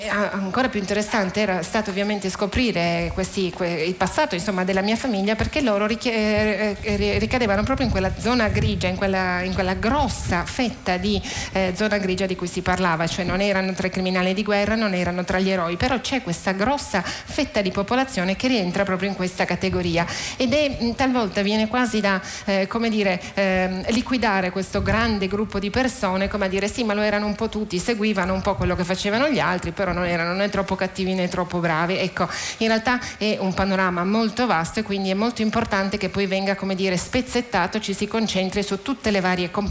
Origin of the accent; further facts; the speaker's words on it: Germany; E poi comunque come tedesca io mi sentivo sicuramente eh, responsabile del fare i conti con il mio passato